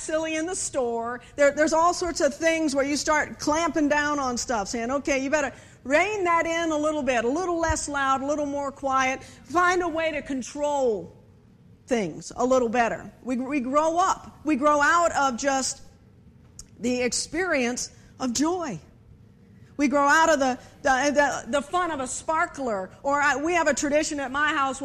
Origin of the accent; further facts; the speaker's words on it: Virginia, United States; I am obviously from Virginia